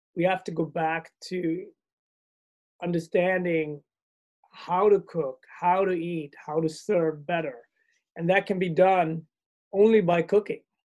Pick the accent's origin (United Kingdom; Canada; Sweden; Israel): Sweden; moved away; also born or lived in Ethiopia / Asia / Europe / America; I grew up in Sweden.